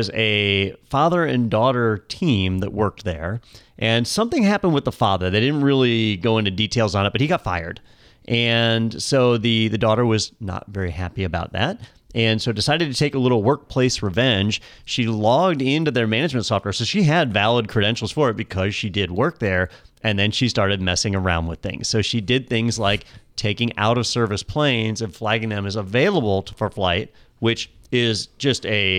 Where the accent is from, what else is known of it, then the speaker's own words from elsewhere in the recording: Florida, United States; We're from Florida.